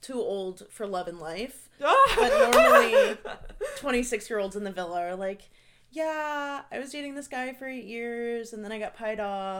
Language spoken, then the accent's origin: English; Norfolk, Virginia, United States; I'm from Norfolk, Virginia.